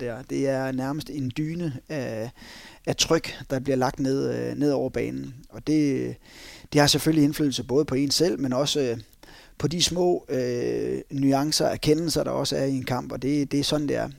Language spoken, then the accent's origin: Danish; North Jutland, North Denmark Region, Denmark; vi er nordjyder